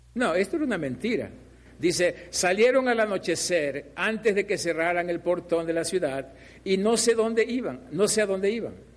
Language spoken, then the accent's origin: Spanish; Mexico; Nosotros como mexicanos